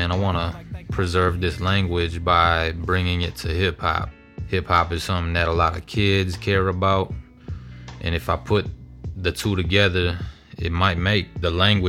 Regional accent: Minneapolis, Minnesota, United States; Growing up in Minneapolis, you know, a lot of sports, listening to rap music.

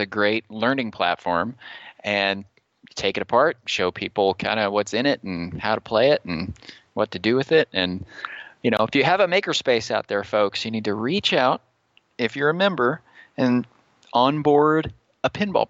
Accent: Dallas, Texas, United States; moved away as an adult; now in Roanoke, United States; But I had been living there for my whole life. Yes. In Dallas, as a matter of fact.

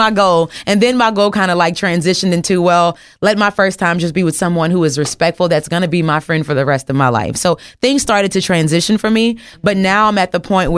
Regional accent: the South, United States; I am from the South

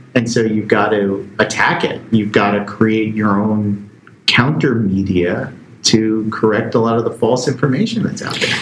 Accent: Bayonne, New Jersey, United States; I'm from Bayonne, New Jersey, right across the, the river here

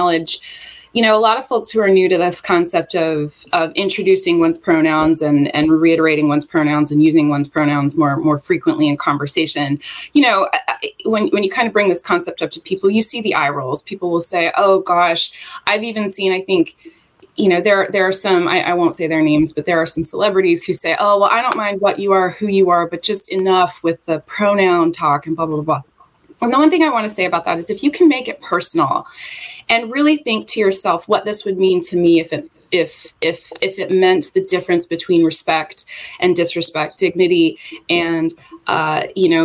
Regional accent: Charlotte, North Carolina, United States; moved away as an adult; I am from the Charlotte area, was raised here.

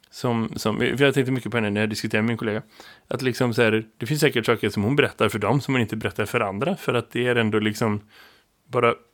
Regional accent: Västra Götaland, Sweden; för du vet, jag är från Dalsland

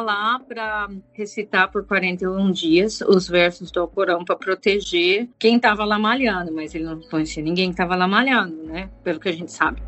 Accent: Tapiratiba, São Paulo, Brazil; moved away as an adult; also born or lived in Minas Gerais / Campinas / Al Ain, United Arab Emirates / Saudi Arabia; now in Pakistan; Eu nasci em Tapiratiba, interior de São Paulo, divisa com Minas Gerais

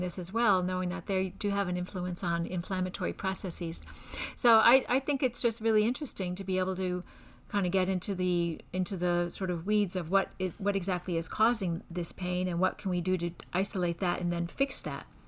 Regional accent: Scranton, Pennsylvania, United States; also born or lived in Georgetown / Baltimore; now in Houston, United States; I'm originally from Scranton, Pennsylvania

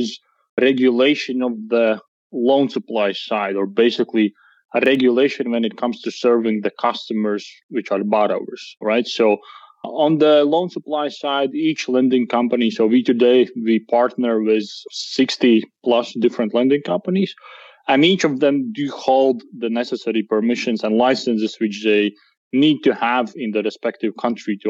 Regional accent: Latvia; we do come from Latvia

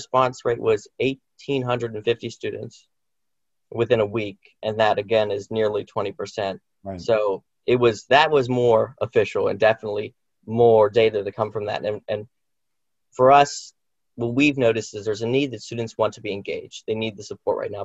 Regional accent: Indiana, Pennsylvania, United States; I'm from Indiana. I'm a local

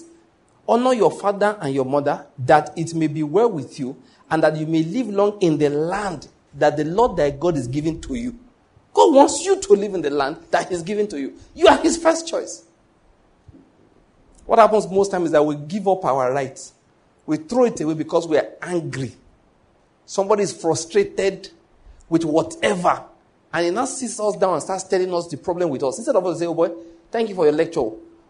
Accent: Ondo, Nigeria; moved away as an adult; also born or lived in Edo State / Lagos; now in Enugu, Nigeria; I was born in Ondo State, grew up in Ondo State

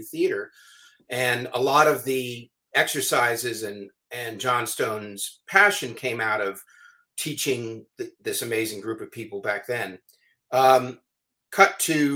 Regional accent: San Francisco, California, United States; moved away as an adult; now in Los Angeles, United States; I grew up in San Francisco.

